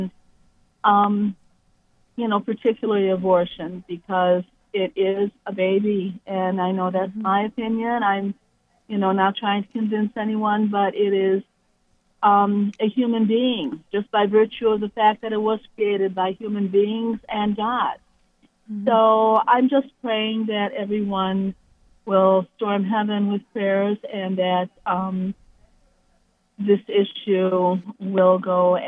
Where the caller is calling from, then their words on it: Cleveland, Ohio, United States; Today, I'm calling from Cleveland, Ohio.